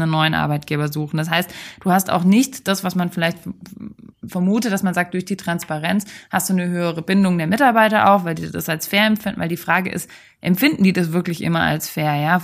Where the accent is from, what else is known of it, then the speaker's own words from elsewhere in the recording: Germany; bei uns in Deutschland